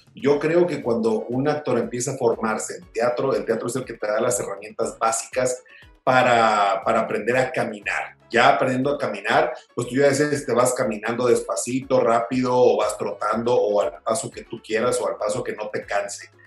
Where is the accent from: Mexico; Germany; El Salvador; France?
Mexico; Hermosillo, Sonora; yo que crecí en Sonora